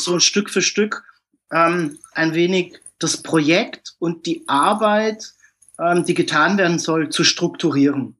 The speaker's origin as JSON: {"language": "German", "country": "Germany", "also_born_or_lived": "Karlsruhe", "said": "ich bin aus Deutschland"}